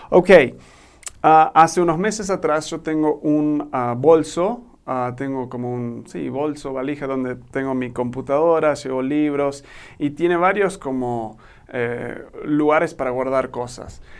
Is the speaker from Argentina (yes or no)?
yes; Argentina; now in Mexico; soy un gringo que se crió en Argentina y ahora vivo en México.